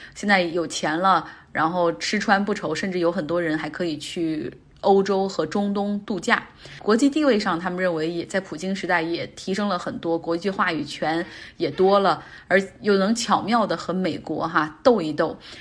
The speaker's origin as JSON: {"language": "Chinese", "region": "Northeast China", "country": "China", "accent": "Northeastern dialect", "said": "用我们东北话说"}